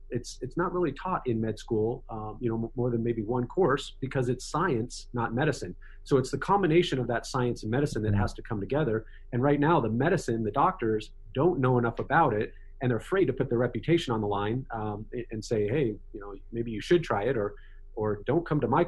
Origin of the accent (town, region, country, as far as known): United States